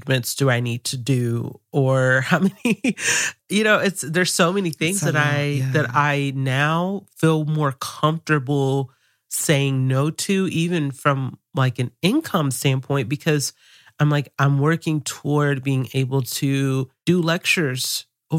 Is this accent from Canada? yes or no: no; the South, United States; I grew up here in this particular part of the U.S. and I grew up in the South